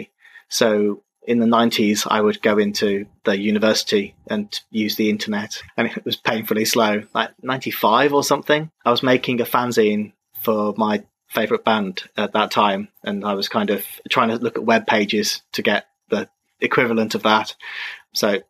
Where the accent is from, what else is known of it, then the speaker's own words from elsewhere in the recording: England, United Kingdom; moved away as an adult; also born or lived in Czech Republic / Zhuhai, China / Beijing, China / Guangzhou, China; I'm in England right now, in Cambridge. I'm not from Cambridge